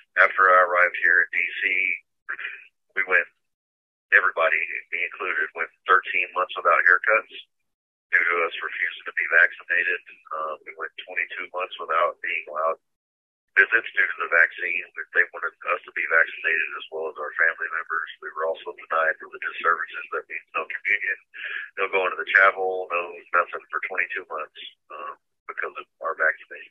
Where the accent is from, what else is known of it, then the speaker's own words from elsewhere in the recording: Houston, Texas, United States; moved away as an adult; now in Washington, D.C., United States; I'm from Houston, Texas